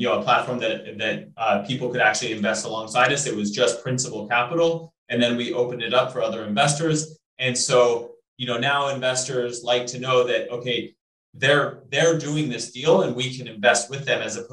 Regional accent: Colorado, United States; moved away; I'm originally from Colorado

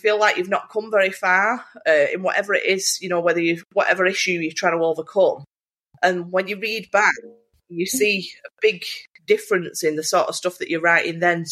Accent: Bolton, North West England, United Kingdom; accent: Bolton; talking in my Bolton accent

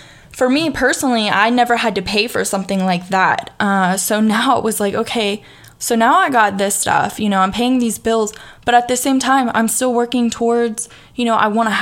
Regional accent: the South, United States; accent: southern, country; you can hear my southern accent

